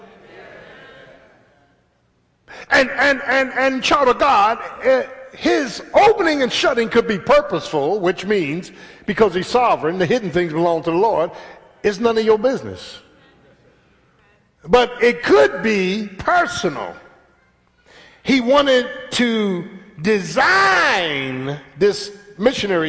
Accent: Philadelphia, Pennsylvania, United States; Growing up in South Philly, the hood, in the 60s

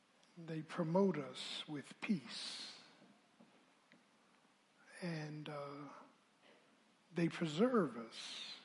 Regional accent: Philadelphia, Pennsylvania, United States; I grew up in South Philly.

